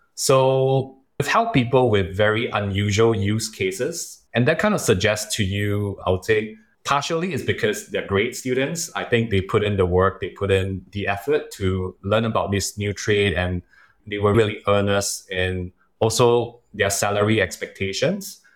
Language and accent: English; Singapore